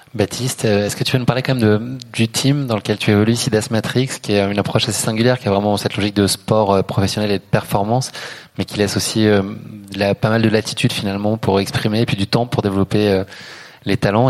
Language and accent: French; Paris, Île-de-France, France; Je suis parisien